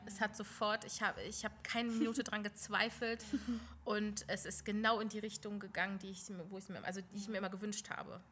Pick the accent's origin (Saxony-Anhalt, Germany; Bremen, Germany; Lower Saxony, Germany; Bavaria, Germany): Lower Saxony, Germany; ich komme aus Niedersachsen